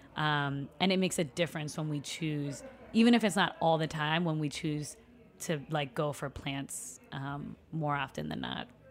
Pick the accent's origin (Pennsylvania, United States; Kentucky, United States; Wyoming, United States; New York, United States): New York, United States; New York City; also born or lived in Puerto Rico; I was born in Brooklyn and, um, grew up predominantly, well, living in Long Island by, out by J F K Airport and then going to school in Brooklyn